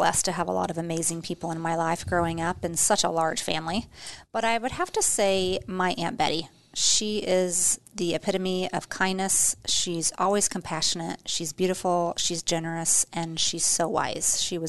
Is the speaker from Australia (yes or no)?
no; Joplin, Missouri, United States; also born or lived in Portland, Oregon; now in Nebraska, United States; I was born in Joplin, Missouri, where my family of five lived during the school year, but we spent the summers living in Portland, Oregon to spend more time with my mom's side of the family.